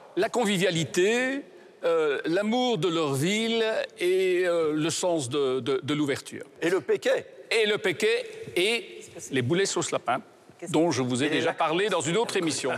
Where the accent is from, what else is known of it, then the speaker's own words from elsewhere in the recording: Belgium; je suis belge une fois